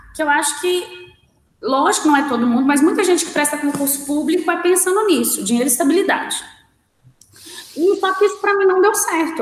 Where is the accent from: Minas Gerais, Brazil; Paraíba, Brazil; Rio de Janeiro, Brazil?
Minas Gerais, Brazil; Belo Horizonte; voltar para minha terra, né? Porque o pessoal acha que Venda Nova é, outra, é outro lugar, não é Belo Horizonte